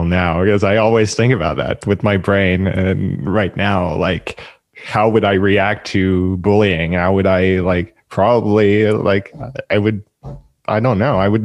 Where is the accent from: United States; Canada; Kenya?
Canada; Montreal, Quebec; I'm from Montreal